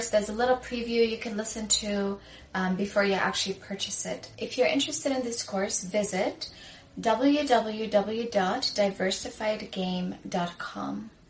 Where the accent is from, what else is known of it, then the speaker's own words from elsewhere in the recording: Sudan; moved away; I'm from Sudan, I'm African